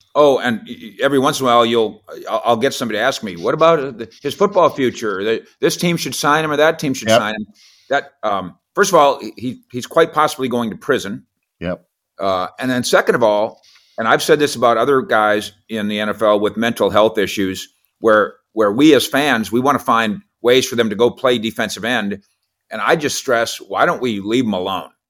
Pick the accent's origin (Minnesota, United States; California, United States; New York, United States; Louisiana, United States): Minnesota, United States; I grew up in Minnesota